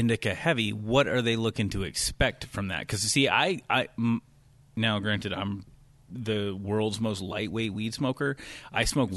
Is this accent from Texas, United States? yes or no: no; Louisiana, United States; I'm from Louisiana